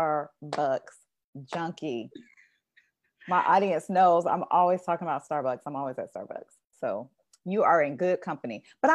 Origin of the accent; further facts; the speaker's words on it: Texas, United States; I know that you are from my home state. I believe everything is better in Texas.